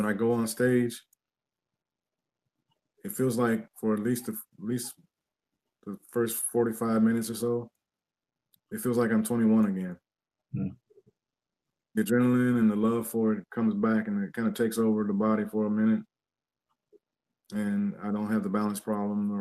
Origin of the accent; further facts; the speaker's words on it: Cincinnati, Ohio, United States; moved away; also born or lived in Seattle / Los Angeles; since I was a teenager, since growing up in Cincinnati